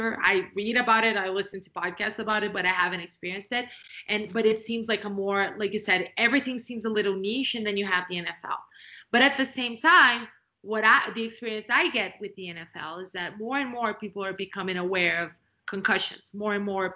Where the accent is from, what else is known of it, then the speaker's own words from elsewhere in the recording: Brazil; I was born and raised in Brazil.